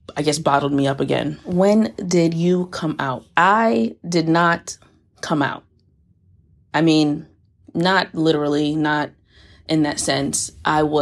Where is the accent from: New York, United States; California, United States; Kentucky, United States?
New York, United States; New York City; moved away; also born or lived in Florida; I'm originally from the Bronx, had a pit stop in Florida between Palm Beach and Tampa, which molded me into partially the person I am today, and now I'm back in the Bronx